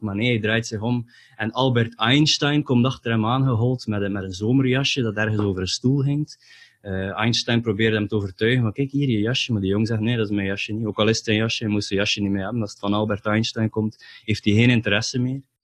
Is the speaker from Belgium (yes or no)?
yes; Ostend, Flanders, Belgium; now in Bredene, Belgium; ik ben in Oostende geboren. En ik heb daar ook eh, het nodige aantal dagen gesleten in een of ander katholiek college